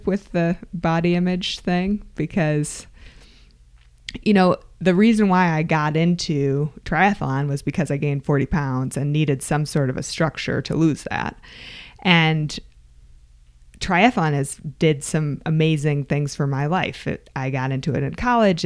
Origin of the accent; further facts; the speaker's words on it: Michigan, United States; I grew up in Michigan